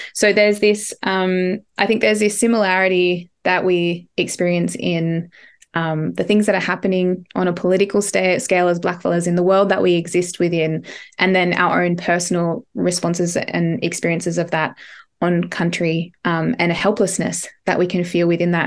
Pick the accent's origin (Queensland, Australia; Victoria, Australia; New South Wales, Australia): New South Wales, Australia; Ngarra country; moved away; also born or lived in Barrawal country; I grew up on Ngarra country and some of this collection was written on Ngarra. I currently live on Barrawal